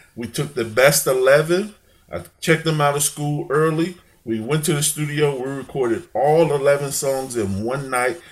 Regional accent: Chicago, Illinois, United States; also born or lived in St. Louis, Missouri; I grew up in Chicago, lived a little bit in in St. Louis

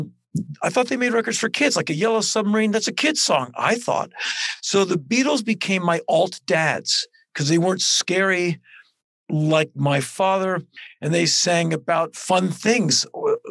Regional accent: Washington, District of Columbia, United States; I was born in 1961 in Washington, D.C.

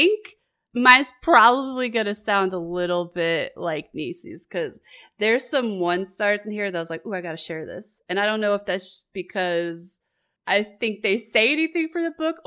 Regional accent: New York City, New York, United States; also born or lived in Long Island; the Brooklyn I grew up

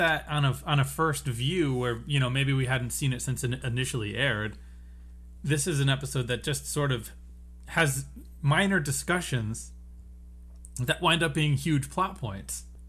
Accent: United States; we're from America

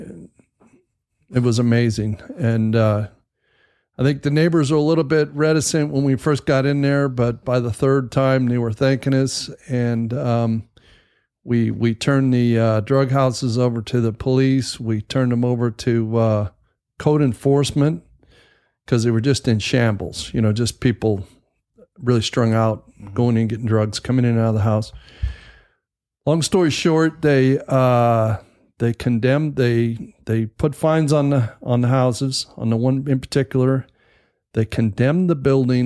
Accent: California, United States; moved away; I'm originally from California, and we were pretty good sized contractors out there.

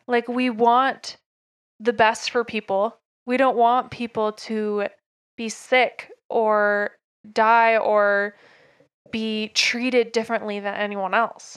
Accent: Oak Grove, Oregon, United States; born or raised there; now in Utah, United States

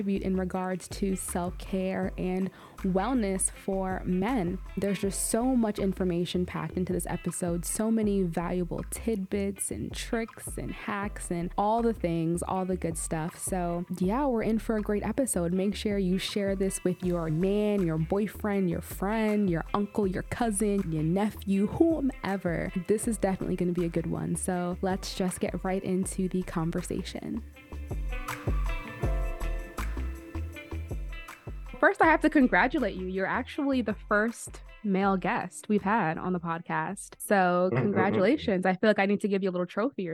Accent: New York, United States; New York, my hometown

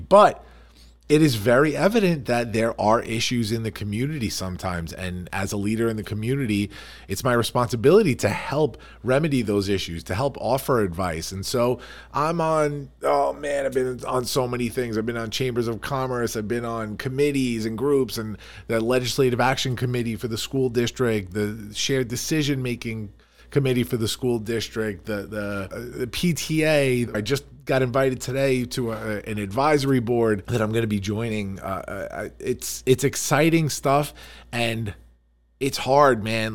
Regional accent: Farmingdale, New York, United States; I grew up here

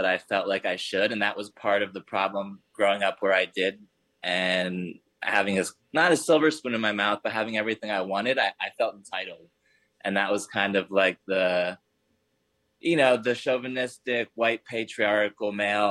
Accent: Hershey, Pennsylvania, United States; also born or lived in Philadelphia; I was raised in Hershey, Pennsylvania

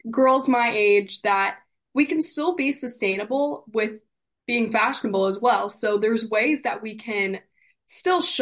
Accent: East Fishkill, New York, United States; I'm from East Fishkill, New York

